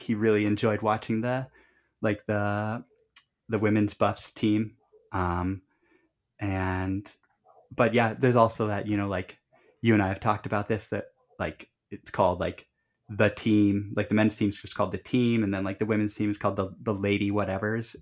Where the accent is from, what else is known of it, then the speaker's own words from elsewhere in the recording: Colorado, United States; we grew up in Colorado